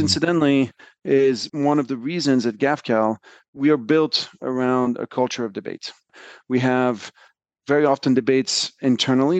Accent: France; moved away as an adult; also born or lived in United States; So, I grew up in France, and I moved to the U S in the early nineties to, to go to college.

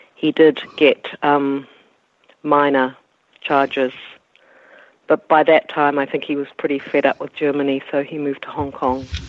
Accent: New Zealand; as a New Zealander

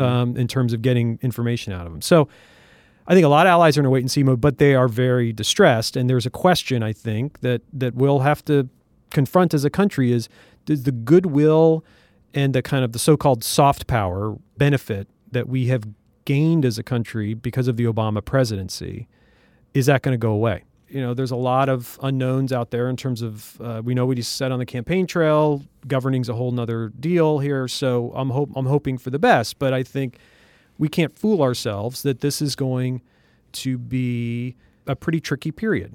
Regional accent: Lincoln, Nebraska, United States; moved away as an adult; So I'm from Nebraska. from Lincoln, Nebraska.

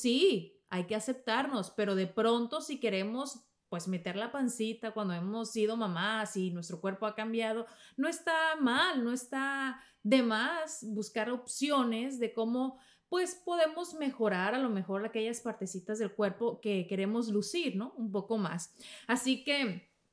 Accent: Mexico; en México le decimos menjurjes

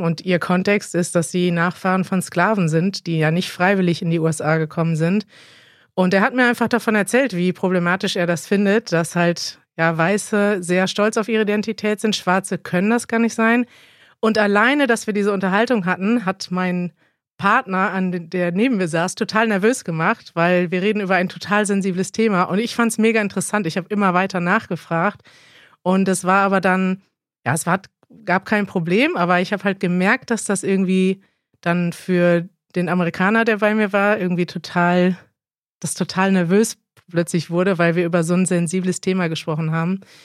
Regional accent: Germany; als Deutsche

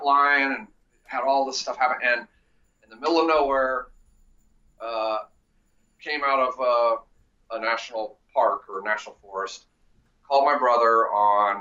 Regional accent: Columbus, Ohio, United States; moved away as an adult; also born or lived in Salt Lake City; now in Los Angeles, United States; I'm originally from Columbus, Ohio

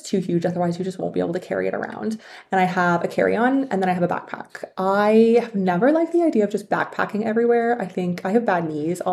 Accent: Canada; moved away as an adult; also born or lived in China; I was born and raised in Canada

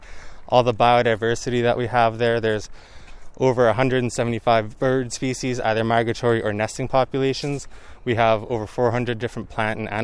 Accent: Delta, British Columbia, Canada; I grew up in North Delta

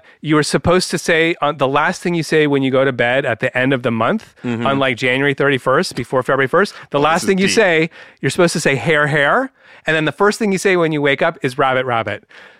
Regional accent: San Francisco, California, United States; where I grew up in San Francisco, the Bay Area of California

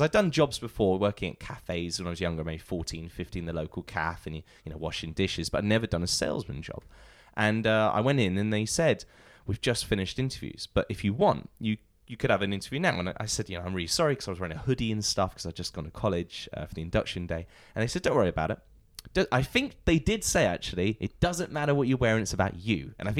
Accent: Portsmouth, South East England, United Kingdom; I'm originally from Portsmouth.

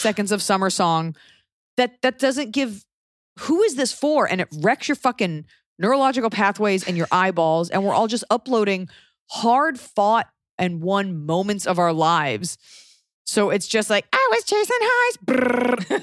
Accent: Dallas, Texas, United States; I'm from Dallas, Texas

